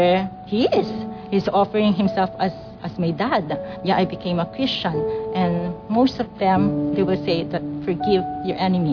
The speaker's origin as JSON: {"language": "English", "country": "Philippines", "tie": "born or raised there", "moved": "yes", "said": "I grew up in Philippines"}